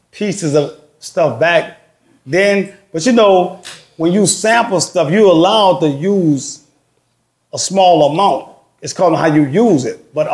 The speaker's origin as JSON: {"language": "English", "region": "Louisiana", "country": "United States", "said": "But I'm from the West Bank"}